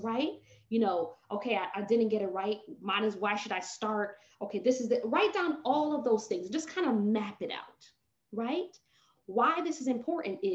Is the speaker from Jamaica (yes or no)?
yes; Jamaica; accent: patois; I'm a Jamaican and I have to bring in the patois